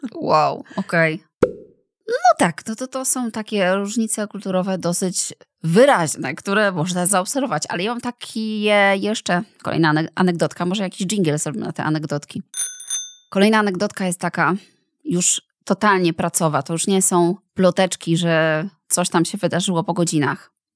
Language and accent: Polish; Poland